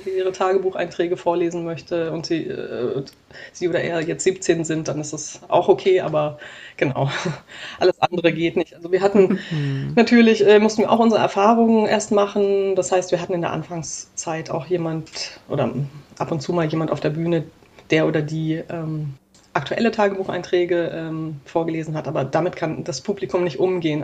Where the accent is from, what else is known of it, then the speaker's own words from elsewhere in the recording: Black Forest, Baden-Württemberg, Germany; now in Hamburg, Germany; in meiner Heimatstadt im Schwarzwald